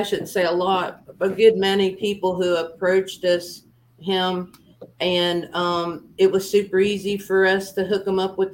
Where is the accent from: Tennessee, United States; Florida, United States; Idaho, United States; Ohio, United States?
Florida, United States; the Everglades; moved away; also born or lived in South Carolina; I grew up in the Everglades